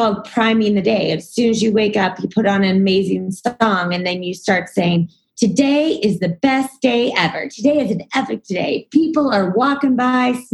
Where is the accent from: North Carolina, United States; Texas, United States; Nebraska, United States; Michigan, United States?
Texas, United States; moved away as an adult; also born or lived in New York; I'm from Texas